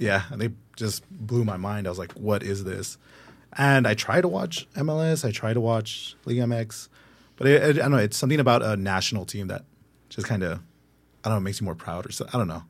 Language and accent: English; Los Angeles, California, United States; I'm born and raised in the Valley